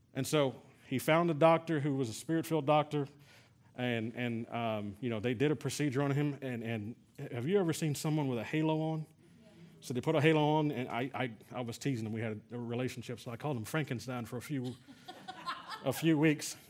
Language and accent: English; San Antonio, Texas, United States; we're from San Antonio